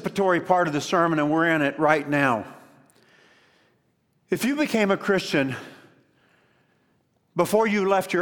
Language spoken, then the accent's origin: English; Columbia, Kentucky, United States; I was born in Columbia, Kentucky